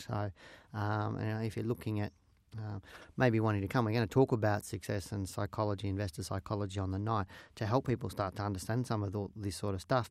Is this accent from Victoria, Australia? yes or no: yes; Geelong, Victoria, Australia; I was born and raised in Geelong